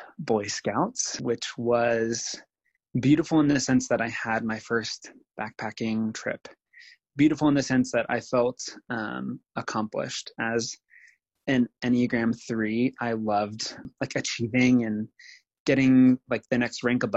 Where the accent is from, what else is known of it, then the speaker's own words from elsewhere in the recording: Nebraska, United States; I spent the next 10 years as an out gay person in rural America, like in Nebraska, living life and being the one queer person that most everyone in my hometown knew.